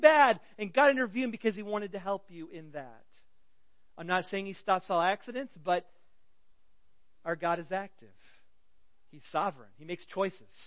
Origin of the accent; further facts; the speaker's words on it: Central Illinois, United States; moved away; I come from Central Illinois, caterpillar country